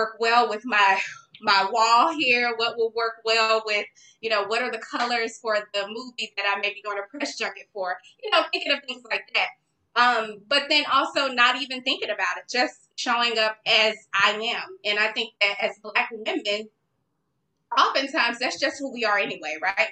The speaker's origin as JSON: {"language": "English", "town": "Dallas", "region": "Texas", "country": "United States", "said": "I got an internship at Dallas Weekly. I'm from Dallas"}